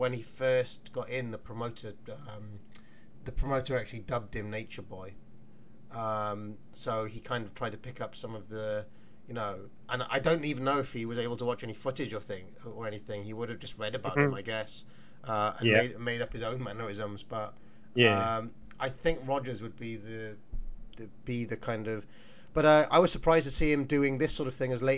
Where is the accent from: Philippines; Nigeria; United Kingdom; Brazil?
United Kingdom; South Wales; I'm from South Wales